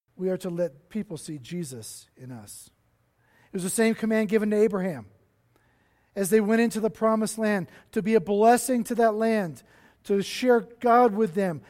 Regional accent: Cincinnati, Ohio, United States; now in Denver, United States; I was born in Cincinnati, Ohio

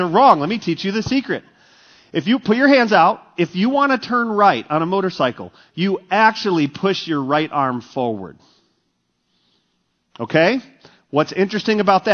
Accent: Texas, United States; moved away as an adult; also born or lived in Michigan; growing up in Texas, we had really shallow bunkers

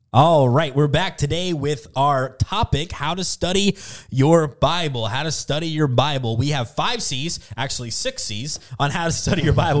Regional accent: the South, United States; moved away as an adult; also born or lived in the West (US) / the Northeast (US); now in Northeast, United States; growing up in the South and living in the West for a while, moving out to the Northeast

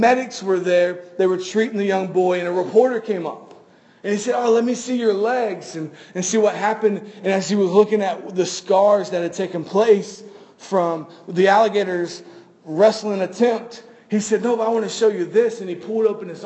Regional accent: Florida, United States; we're from Florida

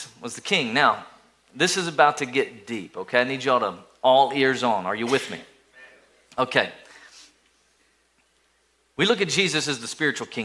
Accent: East Tennessee, United States; accent: southern drawl; now I'm from East Tennessee, so there's a little bit of a southern draw with people from East Tennessee

